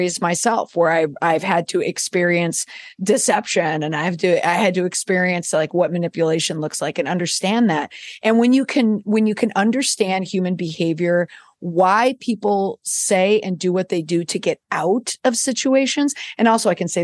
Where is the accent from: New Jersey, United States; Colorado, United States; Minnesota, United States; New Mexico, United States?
Minnesota, United States; Minneapolis; I'm from the Midwest. I grew up in the Twin Cities